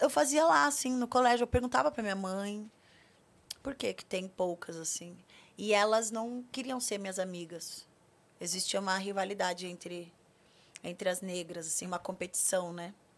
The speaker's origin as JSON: {"language": "Portuguese", "town": "Curitiba", "region": "Paraná", "country": "Brazil", "moved": "as an adult", "lives_now": "São Paulo, Brazil", "said": "Eu sou de Curitiba, é, não é fácil ser mulher preta de Curitiba"}